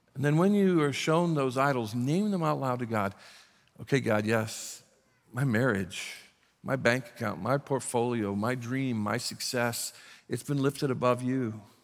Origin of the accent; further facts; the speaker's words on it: South Bend, Indiana, United States; moved away; we were raised in the South Bend, Indiana, Indiana area